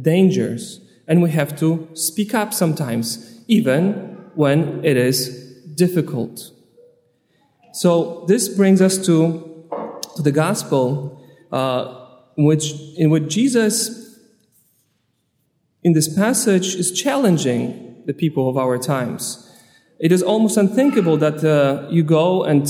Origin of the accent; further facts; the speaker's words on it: Poland; also born or lived in Long Island, United States; now in United States; Originally, I'm from Poland, but I'm a priest ordained on Long Island